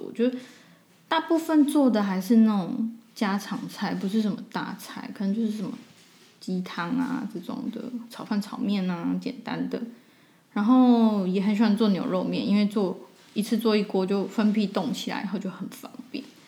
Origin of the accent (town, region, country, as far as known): Taiwan; also born or lived in Barcelona, Spain; now in Zurich, Switzerland